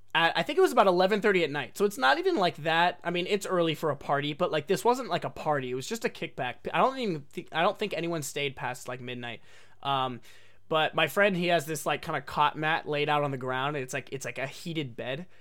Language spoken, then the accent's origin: English; Oregon, United States; moved away as an adult; also born or lived in Japan; I was born and raised in Oregon my whole life, um, not necessarily in like downtown Portland